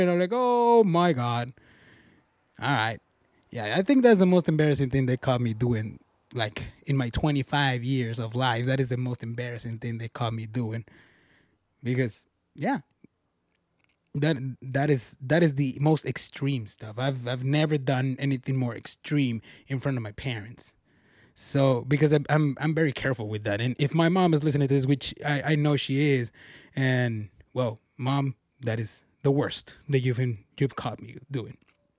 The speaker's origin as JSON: {"language": "English", "country": "Mexico", "said": "one time from my home state back in Mexico, I heard these names that they actually were banned because kids were being bullied by the name."}